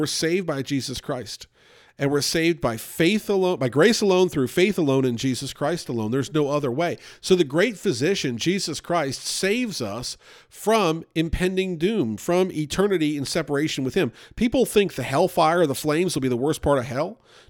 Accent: Louisville, Kentucky, United States; born there; I was born there in Louisville, Kentucky. I have not spent that much time in Kentucky, but I was born there.

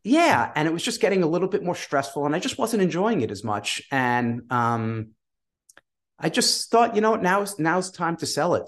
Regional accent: New York, United States; I'm from New York

